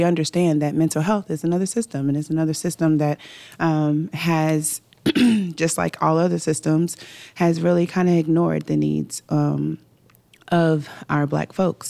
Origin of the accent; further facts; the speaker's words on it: Pewee Valley, Kentucky, United States; also born or lived in Louisville, Kentucky / Jefferson County, Kentucky; So I am born in Louisville, Kentucky. I was raised in Odom County in Pee-wee Valley, Kentucky.